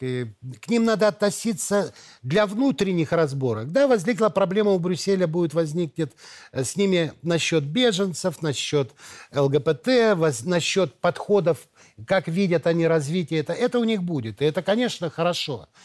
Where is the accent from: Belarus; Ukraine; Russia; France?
Belarus; мои предки все здесь, в Беларуси. Моего дедушку, бабушку, отца, все знают. И сейчас я приезжаю к себе в деревню, в деревню Каролина